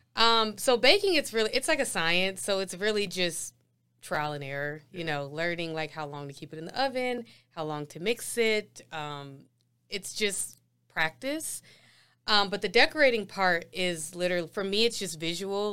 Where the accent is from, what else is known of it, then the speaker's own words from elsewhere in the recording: Ohio, United States; moved away as an adult; now in Denver, United States; I'm from Denver, but raised in Ohio